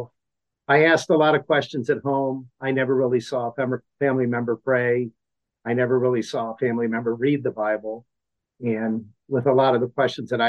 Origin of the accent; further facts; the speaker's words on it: Akron, Ohio, United States; also born or lived in Cuyahoga Falls, Ohio; born and raised in Akron, Ohio. Actually, I spent my younger years in Cuyahoga Falls